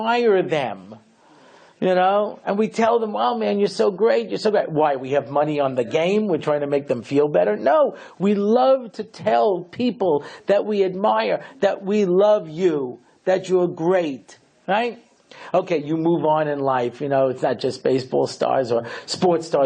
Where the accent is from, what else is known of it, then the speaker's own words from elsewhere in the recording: New York, United States; I grew up here in New York in the early 1960s